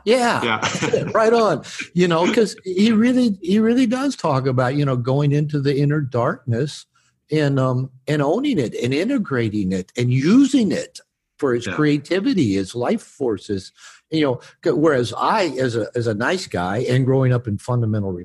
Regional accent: Seattle, Washington, United States; moved away; also born or lived in Bible Belt; I grew up on the West Coast in Seattle area

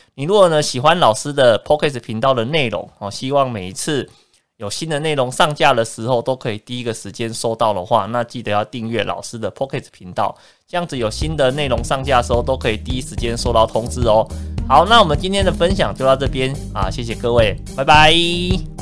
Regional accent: Taiwan; 我们在台湾土生土长，对这块土地是比较有感情的

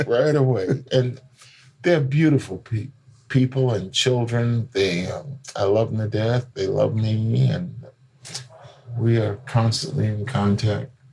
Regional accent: New York City, New York, United States; moved away as an adult; also born or lived in Nova Scotia, Canada; now in Canada; I'm from the South Bronx

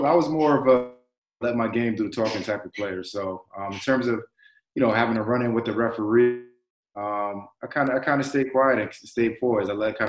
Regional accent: New York City, New York, United States; also born or lived in Hamilton, New York / South Florida; growing up in New York City.

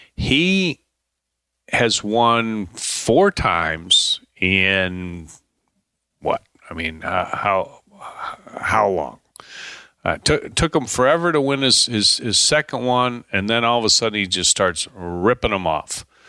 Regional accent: Chicago, Illinois, United States; I grew up in Chicago

